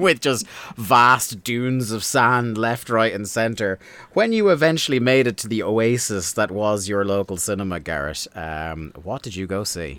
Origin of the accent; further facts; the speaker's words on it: Ireland; as an Irishman